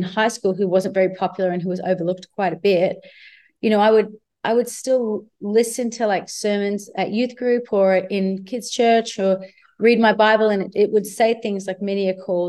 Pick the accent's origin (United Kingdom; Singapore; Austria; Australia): Australia; Myrtleford, Victoria; moved away; also born or lived in Shepparton; I was born in Shepparton, but I grew up in Myrtleford, and it's like a really small rural town.